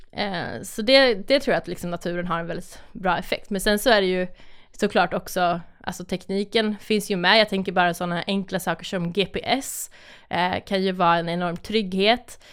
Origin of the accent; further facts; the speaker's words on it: Malung, Dalarna County, Sweden; jag är uppväxt i, eh, i Malung i Dalarna